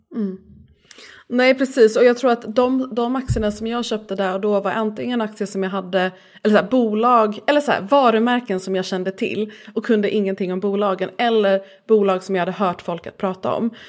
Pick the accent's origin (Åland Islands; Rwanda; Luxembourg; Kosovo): Luxembourg; now in Malmö, Sweden; jag är uppvuxen i Luxemburg där många jobbade på bank